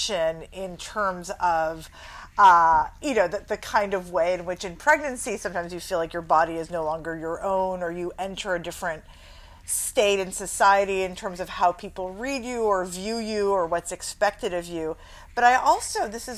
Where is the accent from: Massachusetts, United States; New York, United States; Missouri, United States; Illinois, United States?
New York, United States; New York City; I grew up in New York City